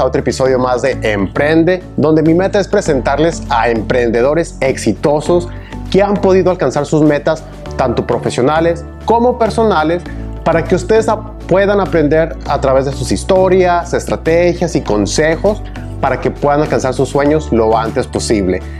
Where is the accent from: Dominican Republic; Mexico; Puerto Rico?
Mexico; Ciudad Juárez, Chihuahua; moved away as an adult; now in Austin, United States; Yo soy originario de Ciudad Juárez, Chihuahua, frontera con El Paso, Texas.